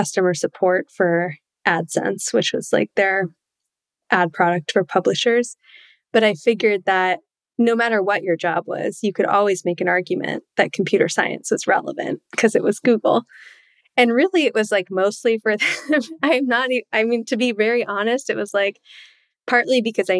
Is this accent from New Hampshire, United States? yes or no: yes; New Hampshire, United States; I grew up in New Hampshire